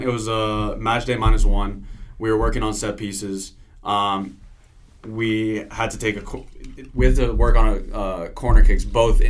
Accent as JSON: {"language": "English", "country": "Italy", "tie": "born or raised there", "moved": "yes", "lives_now": "Los Angeles, United States", "said": "like, being Italian, growing up in Italy around the game"}